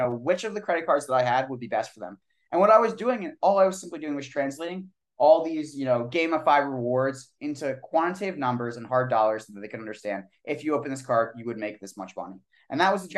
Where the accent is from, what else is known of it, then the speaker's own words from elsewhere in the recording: Eastern Pennsylvania, United States; moved away as an adult; also born or lived in Pittsburgh / Washington, District of Columbia, United States; now in Austin, United States; me and Austin actually grew up together. We're both from Eastern PA